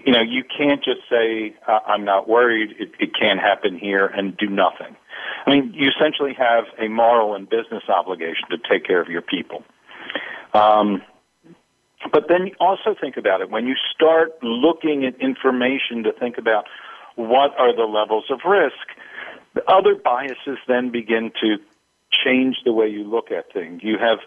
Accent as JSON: {"language": "English", "region": "East Coast", "country": "United States", "tie": "born or raised there", "moved": "yes", "lives_now": "West Coast, United States", "said": "I grew up on the East Coast and live on the West Coast now"}